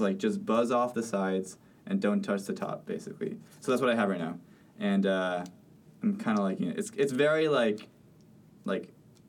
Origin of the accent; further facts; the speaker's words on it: Spain; I was born in Spain. I actually have a Spanish passport.